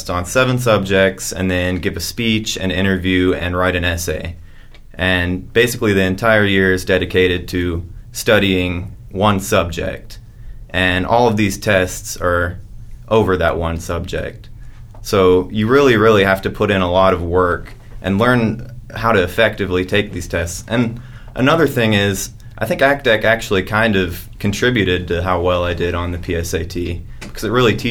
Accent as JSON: {"language": "English", "town": "Rockwall", "region": "Texas", "country": "United States", "tie": "born or raised there", "said": "I've been here since kindergarten, Springer Elementary."}